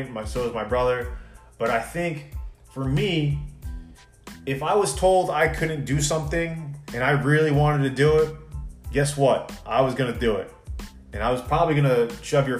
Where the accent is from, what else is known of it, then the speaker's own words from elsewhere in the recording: Long Island, New York, United States; growing up on Long Island